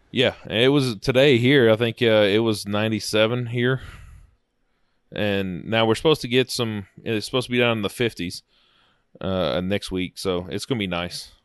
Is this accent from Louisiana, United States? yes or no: yes; South Louisiana, United States; now in Alexandria, United States; I grew up in South Louisiana and moved up here, you know, as younger